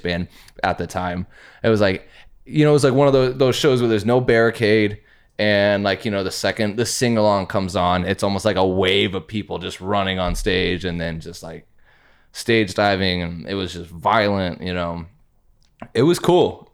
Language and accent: English; Urbandale, Iowa, United States; I'm from Urbandale